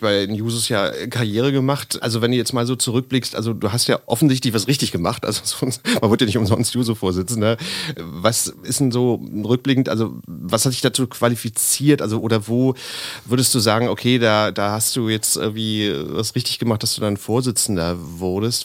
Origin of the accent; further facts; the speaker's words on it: Berlin, Germany; ich auch aus Lichtenrade stamme